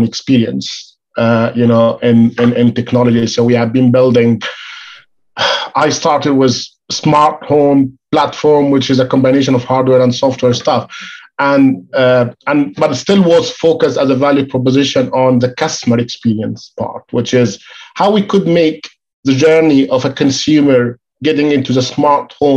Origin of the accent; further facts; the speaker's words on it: Egypt; moved away as an adult; now in United Kingdom; I moved from Egypt to the UK